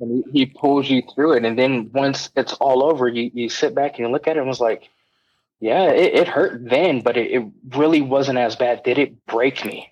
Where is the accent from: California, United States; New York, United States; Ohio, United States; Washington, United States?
California, United States; Southern; moved away as an adult; I was born and raised in Southern California. Uh, lived there for about 18 years of my life, and then I joined the military